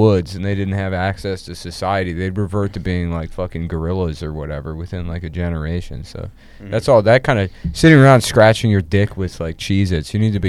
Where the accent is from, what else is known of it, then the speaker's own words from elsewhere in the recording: Maryland, United States; now in New York City, United States; I grew up in Maryland.